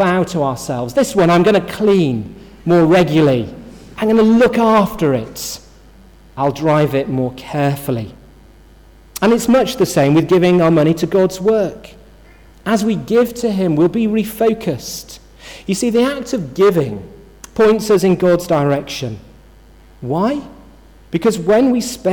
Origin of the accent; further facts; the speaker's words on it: Yorkshire and the Humber, United Kingdom; I'm from Yorkshire, which I am